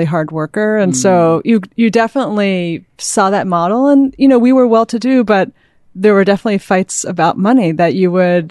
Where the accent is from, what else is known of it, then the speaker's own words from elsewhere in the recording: Manhattan, New York, United States; I'm a Manhattan kid.